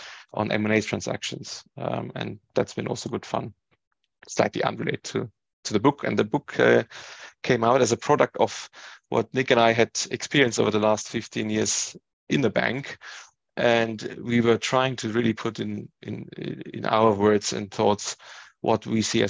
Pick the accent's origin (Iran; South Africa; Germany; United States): Germany; Ingolstadt, Bavaria; moved away as an adult; now in United Kingdom; I was born and raised in Germany. My parents came to Germany to study and met there, and then they just stayed there. I grew up in a small Bavarian town. In Ingolstadt